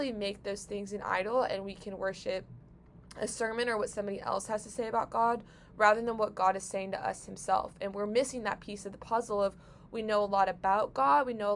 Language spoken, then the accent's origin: English; St. Louis, Missouri, United States; I grew up in St. Louis